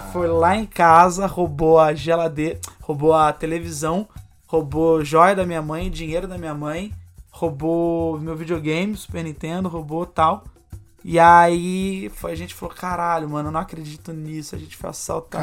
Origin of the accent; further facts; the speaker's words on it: Rio de Janeiro, Brazil; eu estava morando no Rio de Janeiro, eu sou carioca